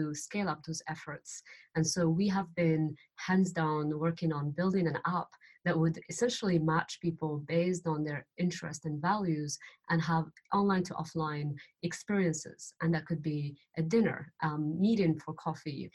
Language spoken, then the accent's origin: English; Morocco; moved away; I'm from Morocco